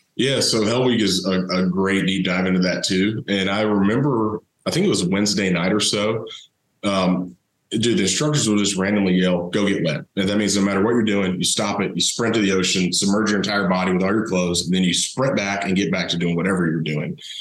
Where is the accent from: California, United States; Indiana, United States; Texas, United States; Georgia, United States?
Georgia, United States; Thomasville; I grew up down in South Georgia, uh, Thomasville, home of Charlie Ward